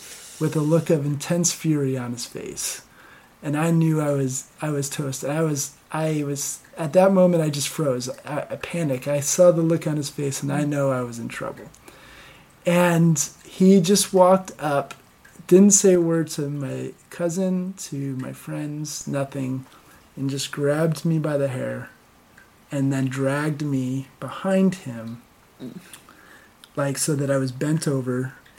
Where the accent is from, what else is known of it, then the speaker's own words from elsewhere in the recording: Connecticut, United States; where I grew up in Connecticut